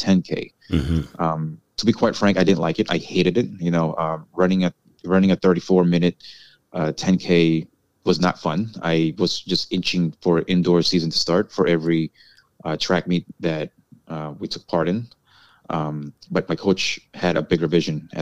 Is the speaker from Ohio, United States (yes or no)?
no; New York City, New York, United States; also born or lived in Hawaii / California; I was born in Queens, New York. I lived in Hawaii and California, and because of my family relocating for jobs, we came back to New York around late 80s or early 90s